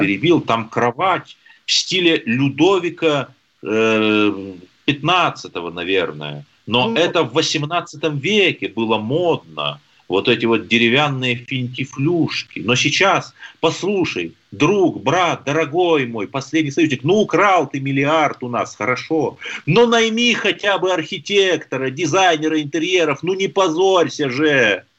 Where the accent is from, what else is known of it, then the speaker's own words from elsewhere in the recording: Lyubertsy, Moscow Oblast, Russia; Я же из Люберца